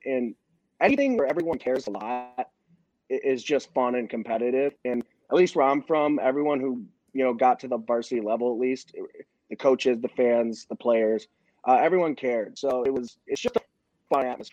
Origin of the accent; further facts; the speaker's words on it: near Toledo, Ohio, United States; also born or lived in Columbus, Ohio; I'm on a town right on the outside of Toledo, Ohio. So that's Northwest Ohio for people not from the area.